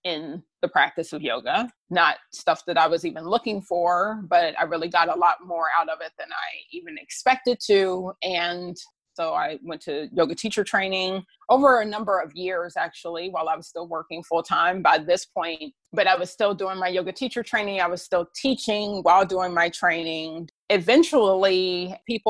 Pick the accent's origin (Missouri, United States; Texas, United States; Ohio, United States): Ohio, United States; Dayton; moved away as an adult; now in Washington, DC, United States; Dayton, Ohio, which is where I'm originally from.